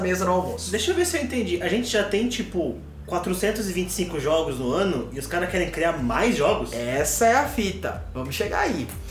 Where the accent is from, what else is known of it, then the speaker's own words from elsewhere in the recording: São Paulo, Brazil; eu nasci em São Paulo